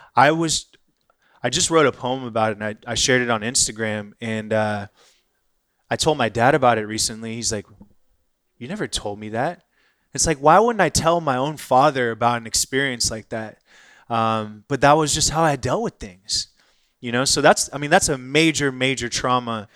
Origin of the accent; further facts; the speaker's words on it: Irvine, California, United States; moved away as an adult; also born or lived in Inglewood, Los Angeles / England / San Francisco; now in Austin, United States; grew up in Orange County. So, just south of L A. Graduated high school in Irvine, California